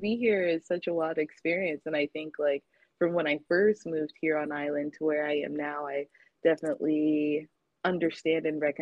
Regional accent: Florida, United States; also born or lived in New Jersey / North Carolina; now in Honolulu, United States; I was born in Jersey, but raised in Florida

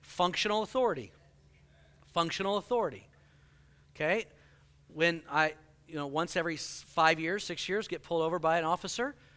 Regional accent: Houston, Texas, United States; moved away; I grew up in Houston

